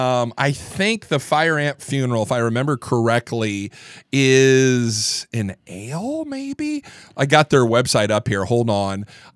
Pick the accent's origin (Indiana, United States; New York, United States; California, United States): Indiana, United States; I grew up in the Midwest, Northeast Indiana.